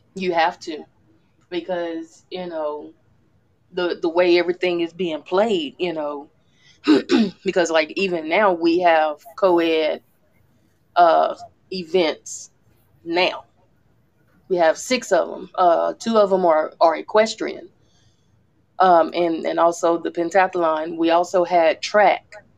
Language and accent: English; Louisiana, United States; I'm from Louisiana